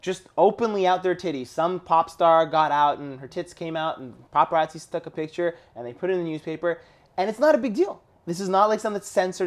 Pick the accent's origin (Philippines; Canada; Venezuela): Canada; born or raised there